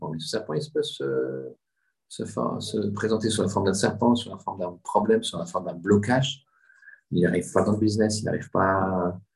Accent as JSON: {"language": "French", "town": "Marseille", "region": "Provence-Alpes-Côte d'Azur", "country": "France", "said": "vous savez que je viens de Marseille."}